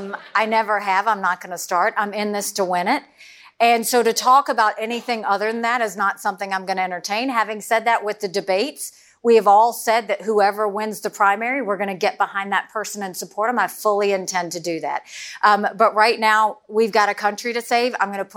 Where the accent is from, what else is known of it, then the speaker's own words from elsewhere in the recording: South Carolina, United States; I come from South Carolina, so I know how dirty it can get.